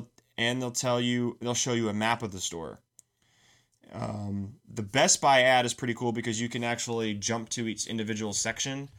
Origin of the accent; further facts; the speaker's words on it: United States; As an American